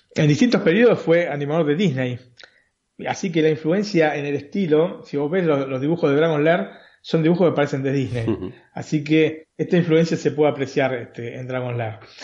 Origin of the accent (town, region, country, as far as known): Buenos Aires, Argentina; born or raised there